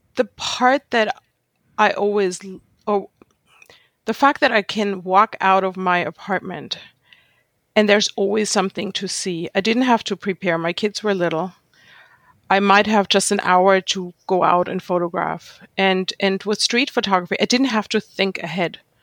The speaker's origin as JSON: {"language": "English", "country": "Germany", "tie": "born or raised there", "also_born_or_lived": "Jerusalem, Israel", "second_language": "English", "moved": "as an adult", "lives_now": "New York City, United States", "said": "growing up in Germany"}